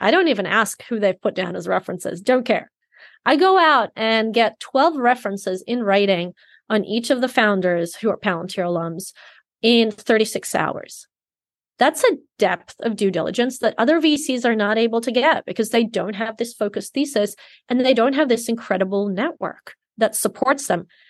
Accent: Sydney, New South Wales, Australia; I grew up in Sydney, Australia

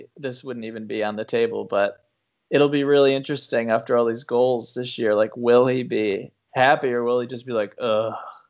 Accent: United States

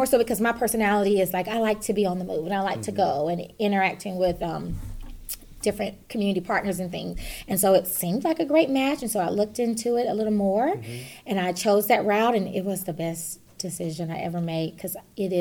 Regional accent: Atlanta, Georgia, United States; moved away as an adult; now in Fayette County, United States; I grew up in Atlanta

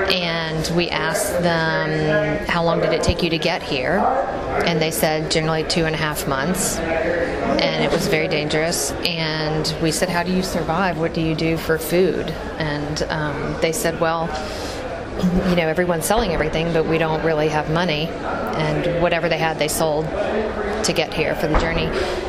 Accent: Louisiana, United States; now in Dallas, United States; I'm from Louisiana.

